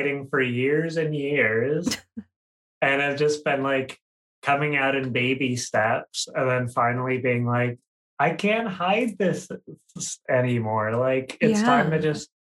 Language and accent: English; Minnesota, United States; I am from the great state of Minnesota